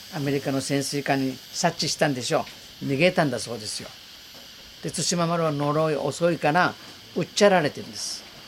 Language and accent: Japanese; Okinawa, Japan; also born or lived in Amami Oshima; 田舎に生まれ育って何も見たこともない